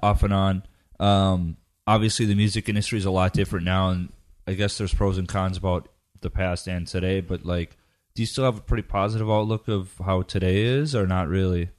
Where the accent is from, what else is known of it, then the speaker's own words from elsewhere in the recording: Midwest, United States; I grew up in the Midwest